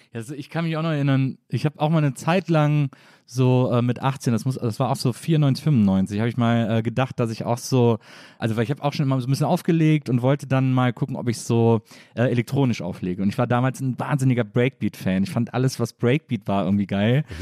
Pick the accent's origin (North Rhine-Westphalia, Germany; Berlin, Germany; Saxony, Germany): North Rhine-Westphalia, Germany; Cologne; ich komme ja aus Köln